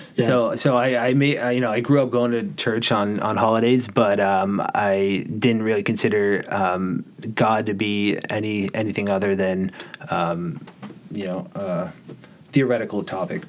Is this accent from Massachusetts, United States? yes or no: yes; Norwell, Massachusetts, United States; I grew up here in in Norwell